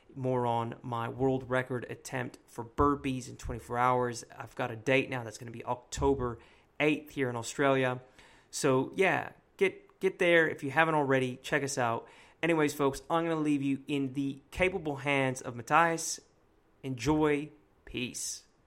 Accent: East Bay, California, United States; That's my hometown. I didn't go to Berkeley, but I grew up in the, in the East Bay

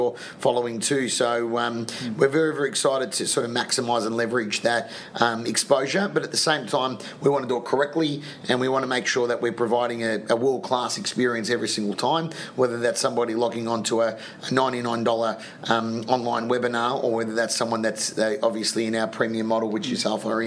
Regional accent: Melbourne, Victoria, Australia; now in Sydney, Australia; I'm from Melbourne

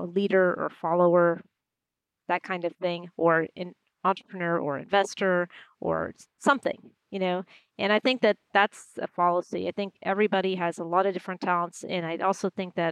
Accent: Houston, Texas, United States; moved away; when I was growing up in Houston

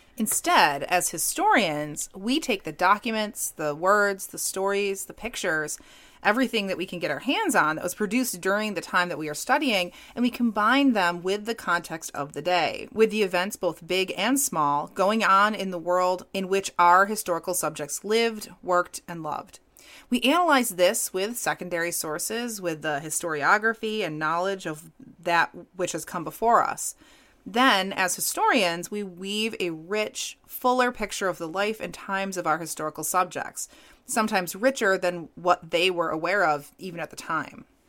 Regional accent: New York, United States; growing up in New York

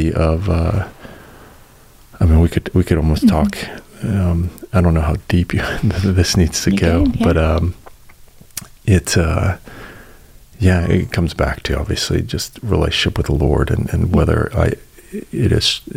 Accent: Colorado, United States; now in Chattanooga, United States; I'm from Colorado originally

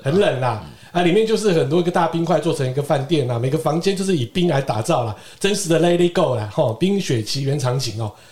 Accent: Keelung, Taiwan; 对我们基隆人来讲

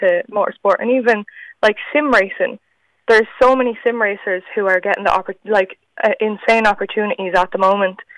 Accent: Ireland; I'm only one of a handful of Irish women

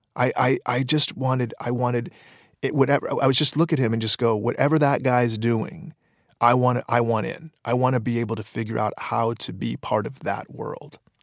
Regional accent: Detroit, Michigan, United States; when I was in high school, there, there were no avenues, uh, for sketch comedy in Detroit

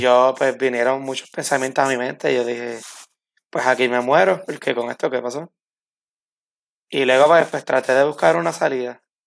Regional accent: Camuy, Puerto Rico; also born or lived in Arecibo, Puerto Rico / Mayagüez, Puerto Rico; yo nací en Arecibo, Puerto Rico, eh, en el año 1995. Pero pues mi familia todos son de Camuy y me crié en Camuy.

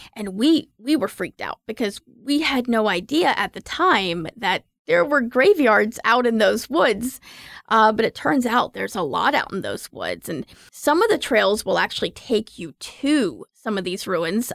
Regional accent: Raleigh, North Carolina, United States; I'm from Raleigh. I grew up here.

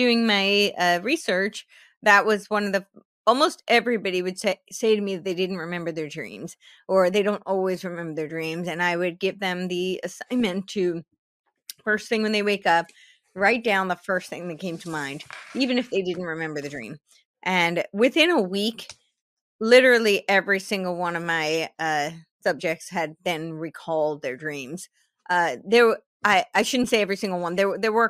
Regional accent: New York, United States; I grew up right outside New York City, so it was, you know, right in New York City.

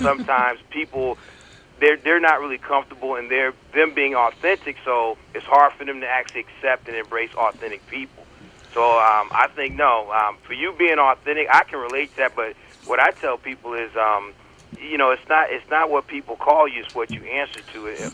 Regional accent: Connecticut, United States; moved away as an adult; also born or lived in North Carolina; I was born in North Carolina, and then what little growing I did took place in Connecticut

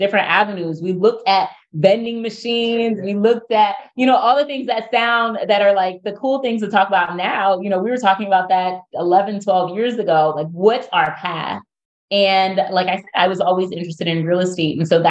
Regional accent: United States; now in Baltimore, United States; I'm from outside of Philadelphia, about an hour from Baltimore.

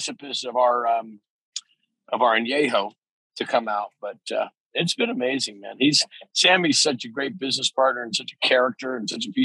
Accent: Ferndale, California, United States; I lived in that little town of Ferndale

